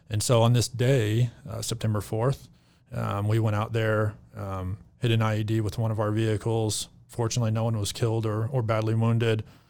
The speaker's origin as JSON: {"language": "English", "region": "Arkansas", "country": "United States", "tie": "born or raised there", "also_born_or_lived": "Texas", "moved": "as an adult", "lives_now": "Reno, United States", "said": "born and raised in Arkansas"}